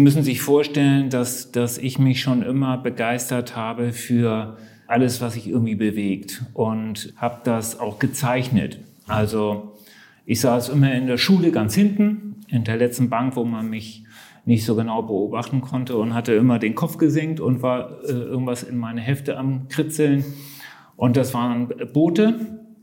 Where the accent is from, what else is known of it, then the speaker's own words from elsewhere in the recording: Hamburg, Germany; moved away; ich bin Hamburger äh, und begeisterter Hamburger, liebe diese Stadt äh, und besuche sie sehr oft.